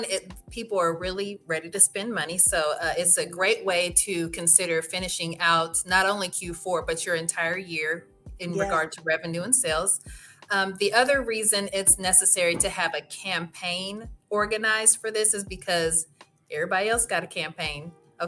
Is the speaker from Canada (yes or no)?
no; Midwest, United States; now in Texas, United States; I came from the Midwest and I know it's cold there right now.